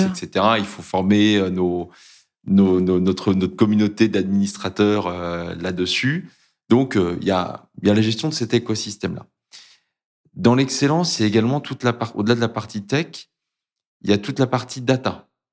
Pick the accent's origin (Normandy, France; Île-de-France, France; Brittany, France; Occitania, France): Brittany, France; j'ai grandi en Bretagne, à proximité de la mer.